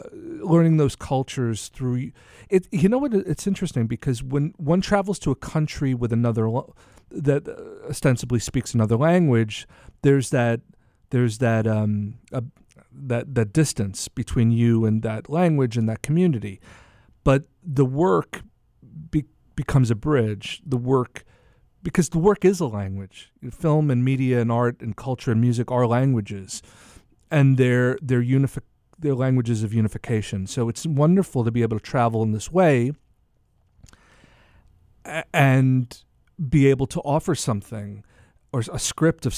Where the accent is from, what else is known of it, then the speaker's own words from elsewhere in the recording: United States; also born or lived in Italy; as an American traveling